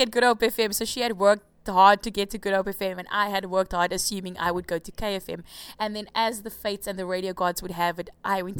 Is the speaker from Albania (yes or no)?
no; South Africa; first language Afrikaans; English is a second language; Because they're both English and they're Afrikaans as well. And Afrikaans is my first language.